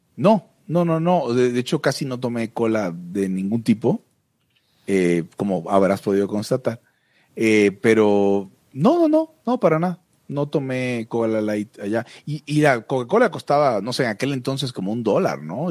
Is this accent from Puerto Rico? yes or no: no; Mexico; yo soy un mexicano de segunda categoría